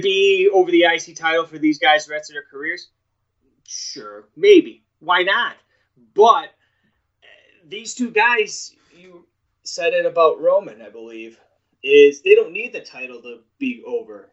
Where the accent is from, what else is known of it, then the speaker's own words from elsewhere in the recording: New York, United States; I'm from New York.